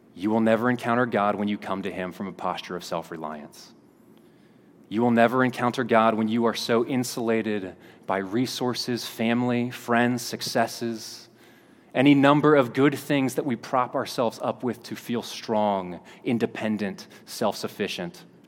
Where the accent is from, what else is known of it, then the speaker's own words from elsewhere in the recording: Kentucky, United States; moved away; I was a kid from Kentucky